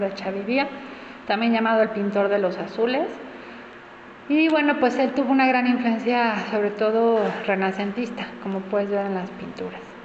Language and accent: Spanish; Mexico; nuestra identidad como mexicanos